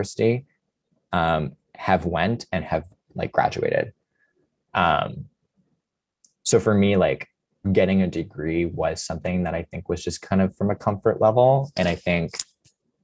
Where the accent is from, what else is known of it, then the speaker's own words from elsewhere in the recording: London, Ontario, Canada; moved away as an adult; I'm from London. So everyone, when I tell them I'm from London at Laureate, they're like, why didn't you go to Western? And I was like, well, Western is my backyard